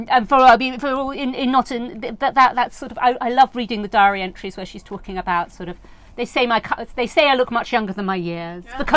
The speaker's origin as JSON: {"language": "English", "region": "New York", "country": "United States", "tie": "born or raised there", "said": "I grew up in Rockland County in the in the state of New York"}